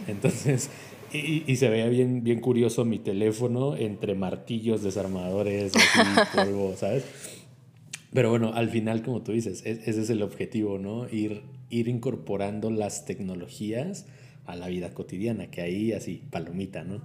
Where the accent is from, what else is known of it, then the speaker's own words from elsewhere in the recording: Mexico; no hay red 5G en mi país